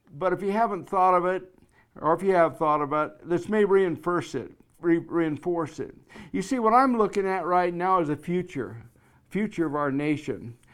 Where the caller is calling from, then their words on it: Black Hills of South Dakota, United States; I'm calling you from the Black Hills of South Dakota